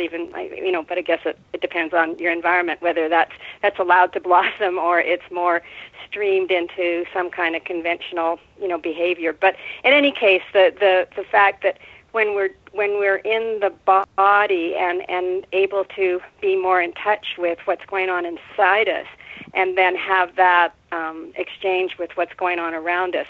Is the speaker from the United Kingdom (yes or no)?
no; Winnipeg, Manitoba, Canada; moved away as an adult; also born or lived in Carmel, California / Mendocino, California; now in California, United States; I grew up in Winnipeg